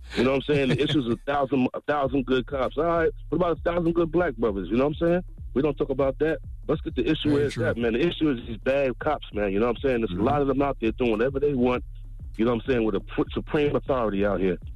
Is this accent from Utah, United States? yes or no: no; New York City, New York, United States; I'm born and raised in the Bronx